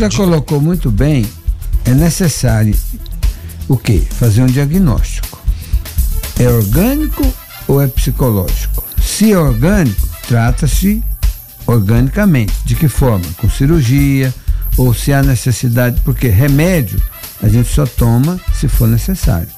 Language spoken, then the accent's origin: Portuguese; Brazil; como brasileiro